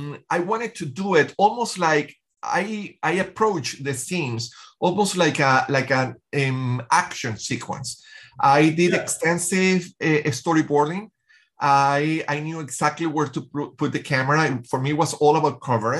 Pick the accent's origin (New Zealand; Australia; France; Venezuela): Venezuela; I grew up in Venezuela